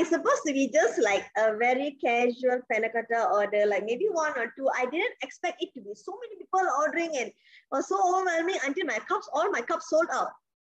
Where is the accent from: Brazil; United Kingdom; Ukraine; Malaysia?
Malaysia; Penang; born or raised there; moved away